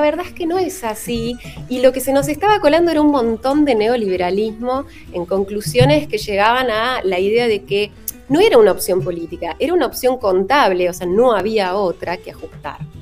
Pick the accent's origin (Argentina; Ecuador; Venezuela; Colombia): Argentina; en el caso de Argentina